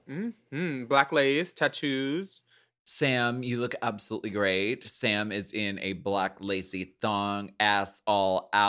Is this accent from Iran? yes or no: no; Canada; Mm, um, I'm Canadian.